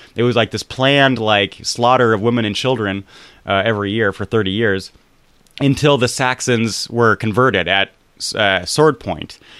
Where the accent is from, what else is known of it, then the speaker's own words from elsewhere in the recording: United States; As an American